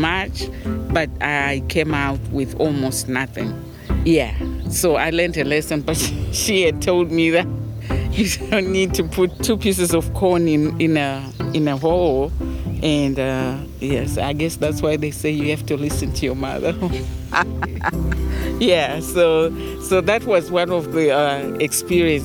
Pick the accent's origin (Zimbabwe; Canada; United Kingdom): Zimbabwe; now in Germantown, United States; Those are some of the vegetables that we grew up eating in Zimbabwe